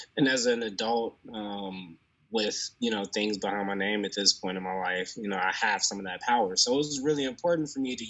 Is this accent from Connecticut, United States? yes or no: no; Chicago, Illinois, United States; I'm from the west side of Chicago. I think that's an important part of who I am. It's something that's very near and dear to me.